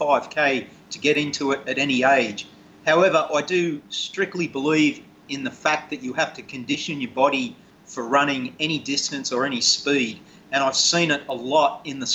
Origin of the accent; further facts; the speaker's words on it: Australia; I'm Australian